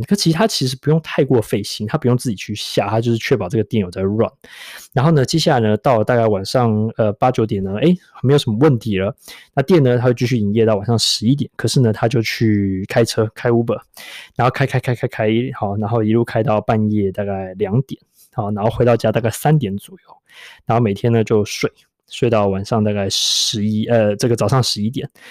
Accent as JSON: {"language": "Chinese", "region": "Taipei", "country": "Taiwan", "moved": "yes", "lives_now": "London, United Kingdom", "said": "我是台北来的"}